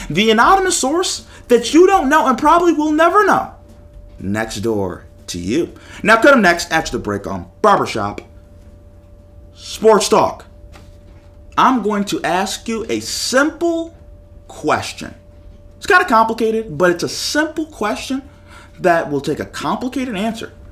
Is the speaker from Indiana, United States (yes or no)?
no; Buffalo, New York, United States; I'm from Buffalo